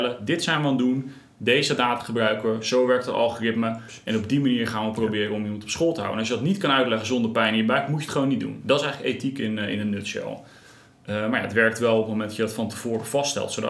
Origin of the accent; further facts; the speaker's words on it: Krimpen aan den IJssel, South Holland, Netherlands; Ik zeg altijd, ik ben opgegroeid in Krimp aan IJssel.